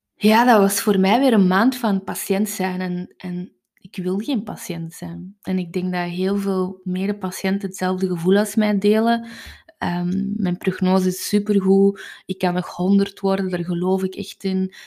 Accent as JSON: {"language": "Dutch", "area": "Kempen", "region": "Flanders", "country": "Belgium", "said": "Ik ben van de Kempen"}